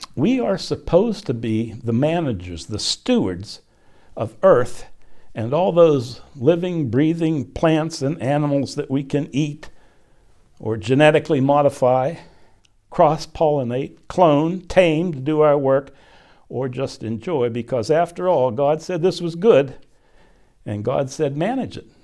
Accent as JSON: {"language": "English", "town": "Glassport", "region": "Pennsylvania", "country": "United States", "tie": "born or raised there", "said": "I was born literally in my parents' house in a suburb of Pittsburgh, a little steel town where my dad and uncles and granddad worked"}